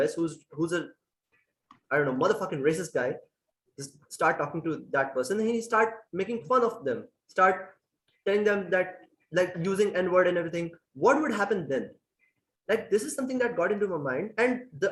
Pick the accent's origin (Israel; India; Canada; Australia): India; I'm from India